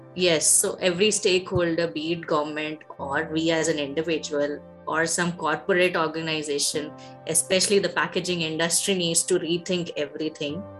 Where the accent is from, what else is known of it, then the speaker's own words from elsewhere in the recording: Dehradun, Uttarakhand, India; first language Hindi; English is a second language; moved away as an adult; also born or lived in Andhra Pradesh / Delhi / Andaman Islands / Nellore; now in Visakhapatnam, India; growing up in Dehradun